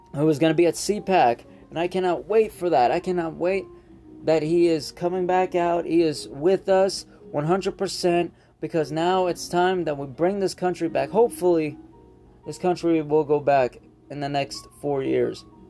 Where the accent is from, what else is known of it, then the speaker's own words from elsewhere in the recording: United States; I'm an American.